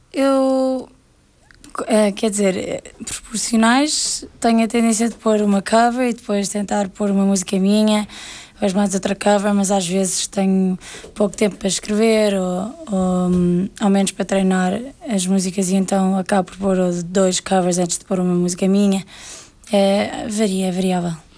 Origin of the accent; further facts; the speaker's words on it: Portugal; moved away as an adult; now in England, United Kingdom; Saí de Portugal aos 18 anos